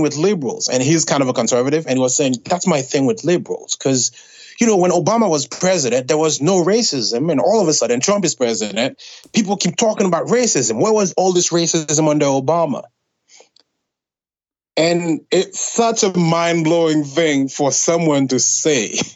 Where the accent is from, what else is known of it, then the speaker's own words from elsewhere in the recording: Haiti; now in United States; an immigrant, born and raised in Haiti